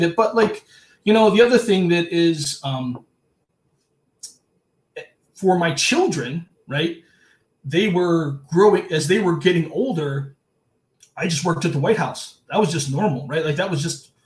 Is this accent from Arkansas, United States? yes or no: no; Cleveland, Ohio, United States; moved away; I'm not from an island. I'm from Cleveland.